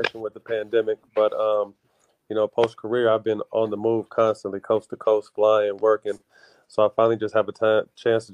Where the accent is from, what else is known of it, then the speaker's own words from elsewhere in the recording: Sacramento, California, United States; I signed a 3-year deal in my hometown